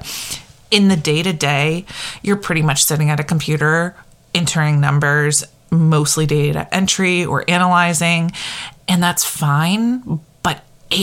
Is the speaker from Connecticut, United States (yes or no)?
yes; Connecticut, United States; moved away as an adult; also born or lived in Maine; now in New Hampshire, United States; I grew up in Connecticut.